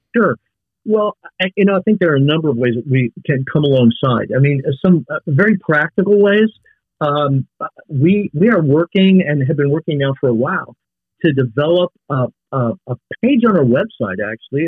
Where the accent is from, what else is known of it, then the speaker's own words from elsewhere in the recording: Thief River Falls, Minnesota, United States; I actually grew up in a small town in far northwest Minnesota. Um, my hometown is uh, Thief River Falls